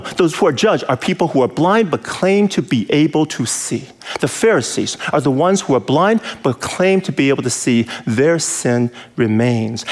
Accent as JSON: {"language": "English", "region": "California", "country": "United States", "said": "I'm from California, city boy"}